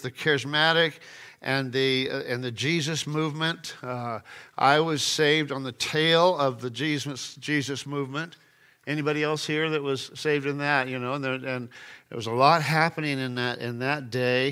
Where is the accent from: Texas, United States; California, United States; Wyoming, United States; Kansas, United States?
California, United States; Sacramento; I grew up in Sacramento, California